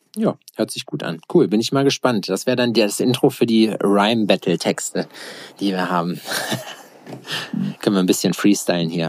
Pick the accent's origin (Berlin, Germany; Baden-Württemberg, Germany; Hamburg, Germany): Berlin, Germany; als Berliner